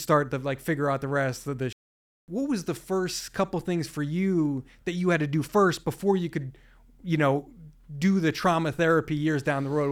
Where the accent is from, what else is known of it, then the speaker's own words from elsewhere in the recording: New Jersey, United States; I'm from New Jersey, so I didn't grow up in Hollywood